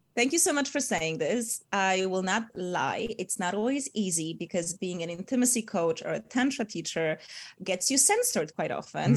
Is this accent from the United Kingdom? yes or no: no; Poland; moved away; also born or lived in Bali, Indonesia / Asia; I'm from Poland